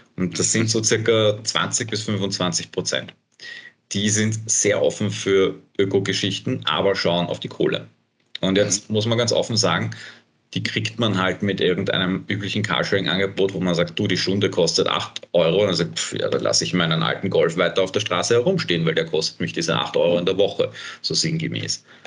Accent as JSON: {"language": "German", "town": "Bad Vöslau", "region": "Lower Austria", "country": "Austria", "lives_now": "Vienna, Austria", "said": "ich komme aus dem Süden von Wien, meine Eltern wohnen noch immer äh, in Bad Fürslau"}